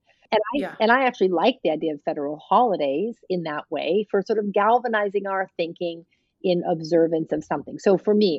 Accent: New England, United States; and I grew up in New England.

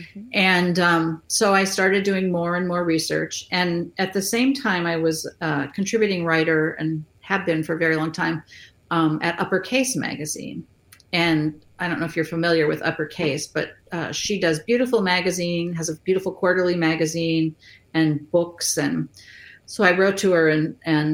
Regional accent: California, United States; now in Iowa City, United States; I grew up in California

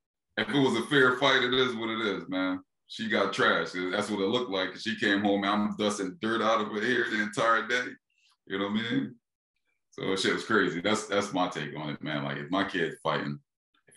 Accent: Philadelphia, Pennsylvania, United States; I'm from Philly

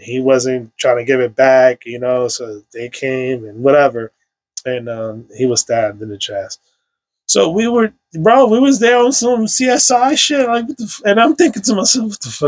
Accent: New York City, New York, United States; I grew up on Sherman Ave between 167 and 164

